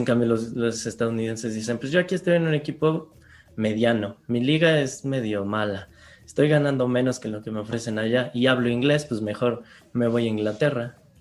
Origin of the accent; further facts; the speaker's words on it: Mexico; aquí en México, como mexicanos, tenemos esa cultura